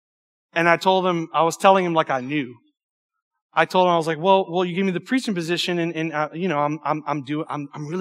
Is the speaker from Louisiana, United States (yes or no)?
yes; Cajun, Louisiana, United States; accent: Cajun; I'm homeschooled and I'm Cajun.